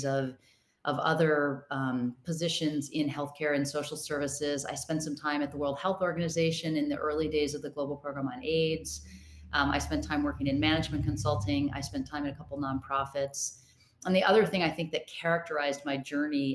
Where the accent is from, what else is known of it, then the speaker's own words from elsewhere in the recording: Rochester, Minnesota, United States; I grew up in Rochester, Minnesota.